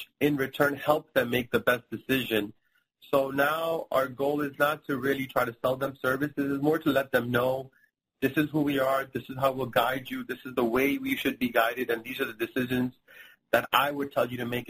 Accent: India; now in Miami, United States; And my mom is from India, and I'm from India

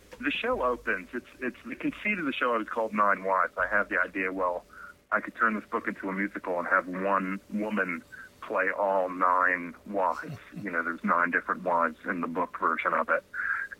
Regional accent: New York, United States; I'm such a New Yorker

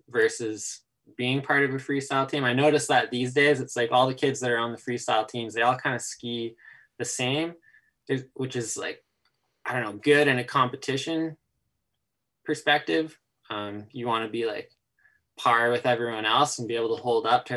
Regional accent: Nelson, British Columbia, Canada; I was born and raised in Nelson, BC.

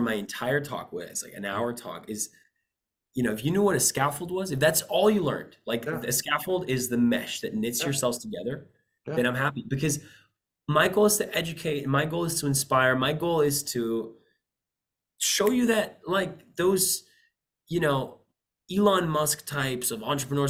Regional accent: Costa Rica; Typically, I come from Costa Rica. I spend a lot of time there.

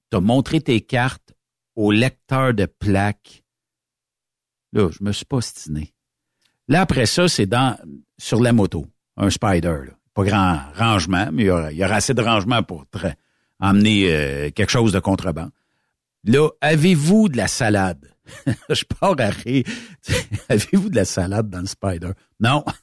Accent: Victoriaville, Quebec, Canada; regarde, c'est parce que je viens de Victo, puis les gens ne le savent pas, ici, on est une douane bilingue.

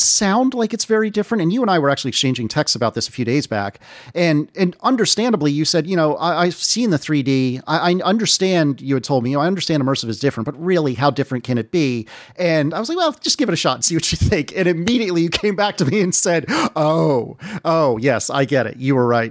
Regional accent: United States; being an American

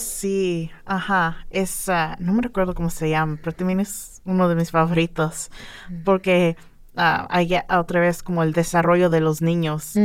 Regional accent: outside Los Angeles, California, United States; moved away as an adult; also born or lived in San Diego, United States; now in Bloomington, United States; yo soy de California, fuera de Los Ángeles. Um, nací ahí, ah, hice mi escuela

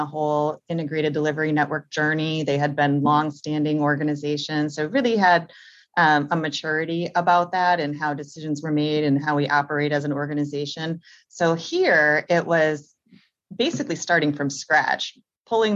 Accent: Green Bay, Wisconsin, United States; now in New Orleans, United States; So I was from Green Bay, Wisconsin. So I went from Wisconsin to New Orleans.

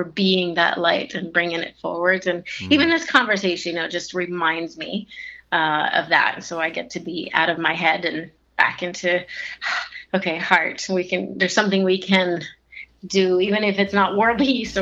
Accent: Italy; moved away; also born or lived in Switzerland, east of Geneva; I was born and raised in Italy, just above the Amalfi Coast, south of Rome and north of the Amalfi Coast

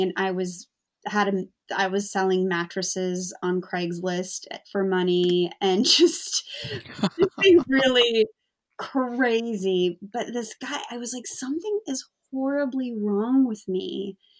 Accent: United States; moved away as an adult; also born or lived in London area, England; now in London, United Kingdom; I'm American

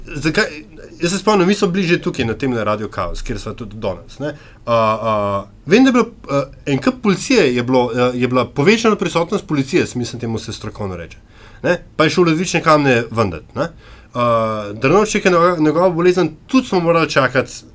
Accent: Slovenia; Slovenci smo

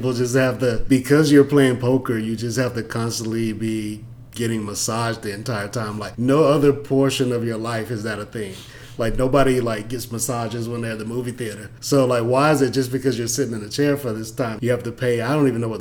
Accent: Atlanta, Georgia, United States; I'm from Atlanta

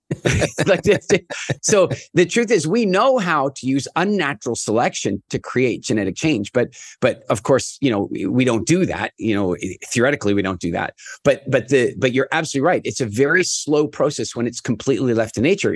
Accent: Canada; I'm from Canada

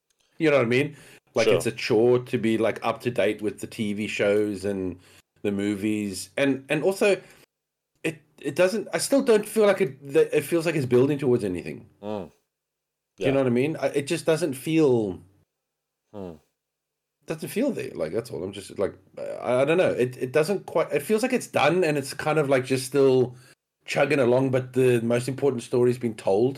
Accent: Australia; You know, being an Australian

